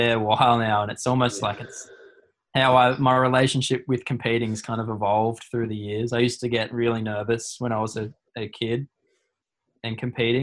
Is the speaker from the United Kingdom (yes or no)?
no; Burleigh Heads, Queensland, Australia; I'm from Burley